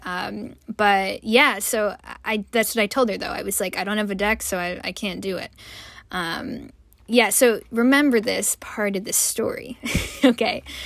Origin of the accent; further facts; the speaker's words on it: United States; also born or lived in Malaysia; as an American